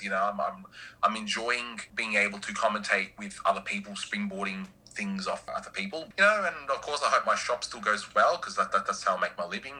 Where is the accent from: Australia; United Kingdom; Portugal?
Australia; as an Aussie